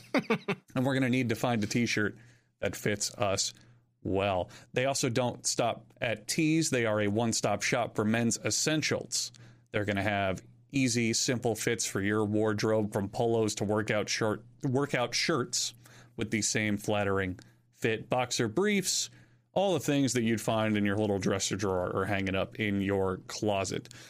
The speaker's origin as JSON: {"language": "English", "region": "Florida", "country": "United States", "tie": "born or raised there", "said": "I know a good amount of Spanish from high school, as well as growing up in Florida"}